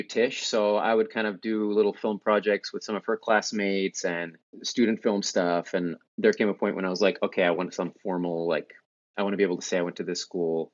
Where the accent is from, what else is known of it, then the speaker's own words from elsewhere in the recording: Oklahoma, United States; moved away as an adult; also born or lived in Stilwell, Oklahoma / New York; Was born and raised in the Midwest, you could say Oklahoma